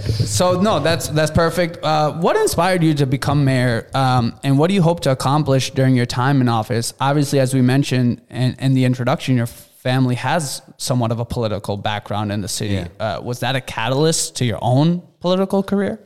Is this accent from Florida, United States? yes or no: no; Minneapolis, Minnesota, United States; I grew up in Cedar Riverside